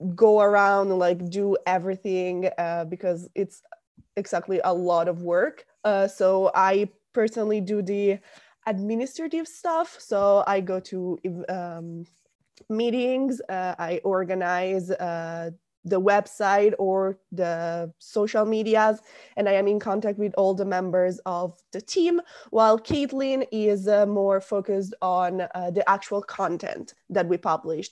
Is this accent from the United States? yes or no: no; small town near Milan, Lombardy, Italy; moved away as an adult; now in Rome, Italy; I'm from a very small town in North Italy. It's about half an hour away from Milan